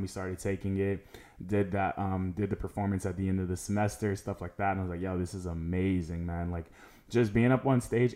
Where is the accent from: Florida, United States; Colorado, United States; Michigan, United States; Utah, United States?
Florida, United States; Orlando; also born or lived in Tallahassee, Florida; I was born in Tallahassee, moved to Orlando when I was, like, seven years old, and I have been here ever since